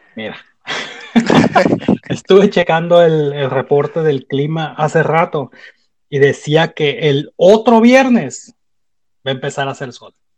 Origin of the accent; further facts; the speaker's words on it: Uruapan, Michoacán, Mexico; moved away; yo crecí en Michoacán